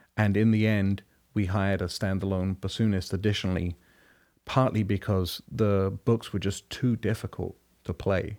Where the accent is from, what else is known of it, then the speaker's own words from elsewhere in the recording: London, United Kingdom; moved away as an adult; now in United States; Growing up in London and being there and going to school there